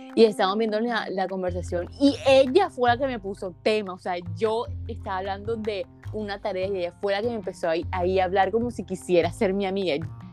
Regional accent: Santa Marta, Magdalena, Colombia; soy de Santa Marta

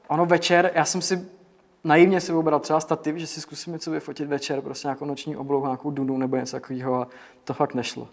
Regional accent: Děčín, Ústí nad Labem Region, Czechia; já jsem z Děčína, takže mám jakoby blízko Český Švýcarsko

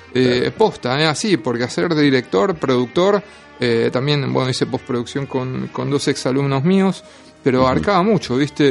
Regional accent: Lomas de Zamora, Buenos Aires Province, Argentina; moved away as an adult; now in Buenos Aires, Argentina; yo soy de Lomas de Zamora, hace ocho años que vivo en Capital

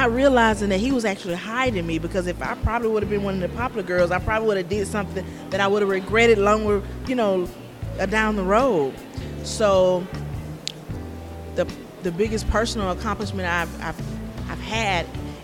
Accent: Century, Florida, United States; moved away as an adult; also born or lived in Alabama; now in California, United States; I'm from Central Florida, a very, very small town.

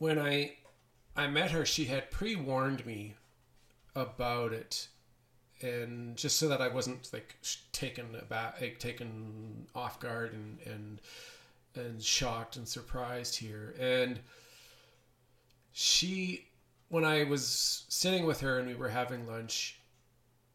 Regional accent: Canada; also born or lived in Edmonton, Alberta; I am a Canadian. I live in Edmonton, Alberta, Canada.

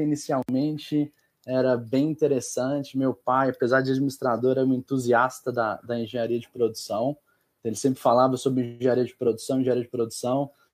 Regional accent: Montes Claros, Minas Gerais, Brazil; also born or lived in Belo Horizonte; sou natural de Minas, nasci em Montes Claros

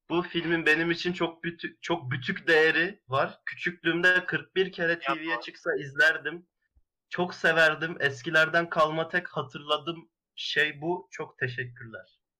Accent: Ankara, Turkey; Ben Ankaralıyım ben çok de, de yok ben de Ankaralıyım.

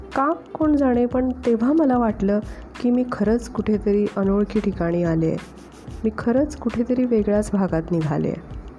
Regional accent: Konkan, India; moved away as an adult; now in Kolhapur, India; मी मूळची कोकणची

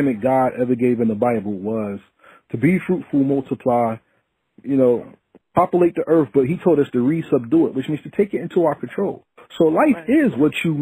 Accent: Essex County, North New Jersey, United States; I'm from Jersey, right? And I give a shout out to Essex County all day, North New Jersey, stand up

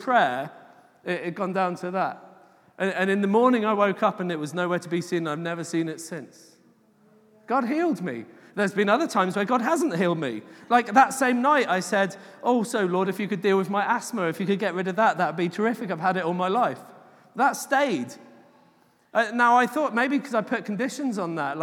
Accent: England, United Kingdom; I'm English

